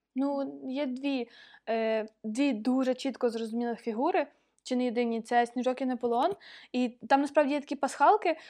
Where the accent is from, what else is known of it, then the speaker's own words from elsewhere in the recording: Ukraine; я з України.